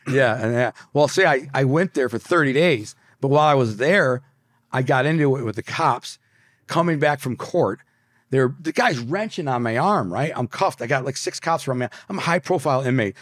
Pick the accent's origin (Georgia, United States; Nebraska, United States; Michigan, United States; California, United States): Michigan, United States; Detroit; moved away; also born or lived in Brooklyn, New York; I'm from Detroit